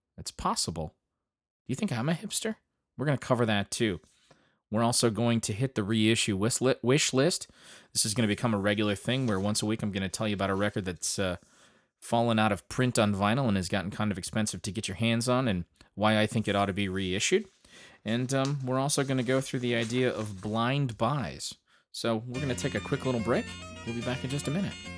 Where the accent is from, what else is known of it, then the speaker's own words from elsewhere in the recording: Grand Ledge, Michigan, United States; my hometown of Grand Ledge, Michigan